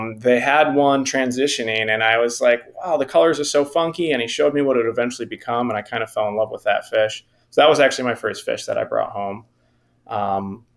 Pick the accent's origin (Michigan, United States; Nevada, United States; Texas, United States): Michigan, United States; Southeast; I'm from Michigan, Southeast Michigan.